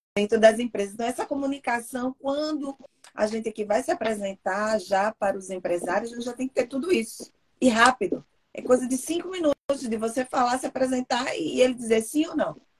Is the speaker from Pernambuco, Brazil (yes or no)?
yes; Recife, Pernambuco, Brazil; now in Seattle, United States; eu sou de Recife, de Pernambuco